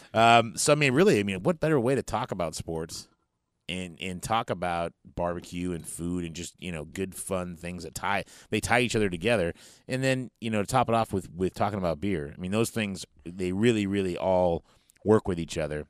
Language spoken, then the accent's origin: English; Northern California, United States; we're from Northern California